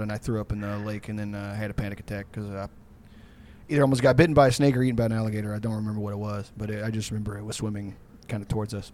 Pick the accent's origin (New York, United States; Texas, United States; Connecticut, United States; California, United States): Texas, United States; Houston; where I grew up in Houston